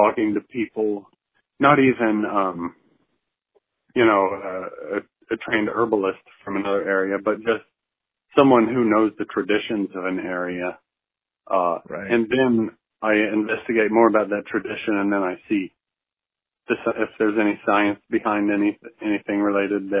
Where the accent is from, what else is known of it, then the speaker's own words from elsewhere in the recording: Arkansas, United States; now in Oklahoma City, United States; the way I was raised in Arkansas in the woods.